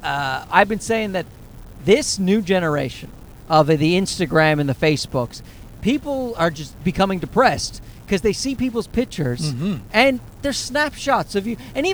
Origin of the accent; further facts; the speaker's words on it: East Coast, United States; we are from the East Coast